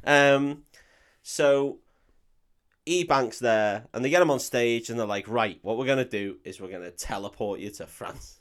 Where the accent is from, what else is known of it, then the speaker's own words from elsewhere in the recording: United Kingdom; I'm too British